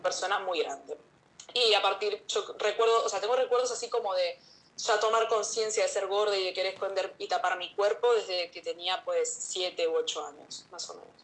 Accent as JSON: {"language": "Spanish", "region": "Canary Islands", "country": "Spain", "said": "las dos somos de acá, de Canarias"}